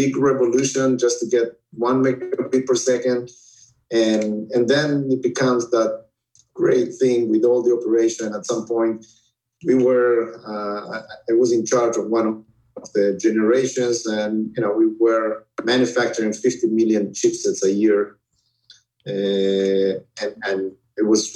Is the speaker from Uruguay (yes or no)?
yes; Uruguay; moved away as an adult; also born or lived in Israel; now in United States; originally I was born in Uruguay, in South America, and then got married and moved to Israel when I was 26